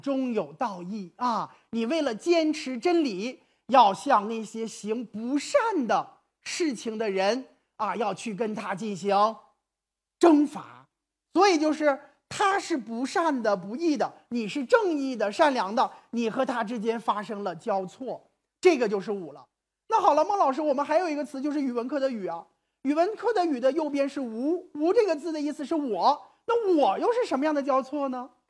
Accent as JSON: {"language": "Chinese", "country": "China", "said": "我们中国人说汉语"}